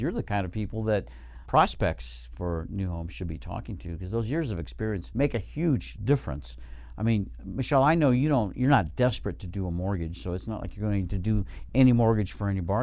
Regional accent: Reno, Nevada, United States; we're from Reno, uh, Nevada

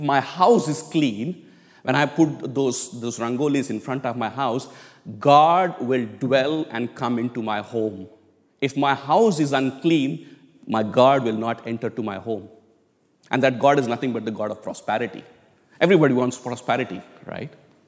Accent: India; moved away as an adult; but I grew up in India for 25 years. So I still call it back home, which I need to change it, by the way.

